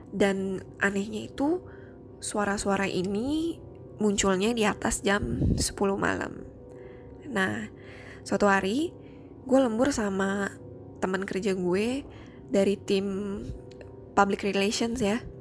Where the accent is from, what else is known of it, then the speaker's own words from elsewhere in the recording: Jakarta, Indonesia; now in Singapore; Gue asli orang Jakarta, tapi sekarang gue udah tinggal di Singapura.